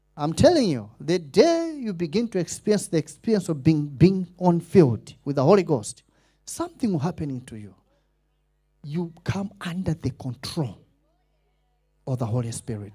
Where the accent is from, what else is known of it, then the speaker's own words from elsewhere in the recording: Malawi; accent: Malawian; I didn't want to sound Malawish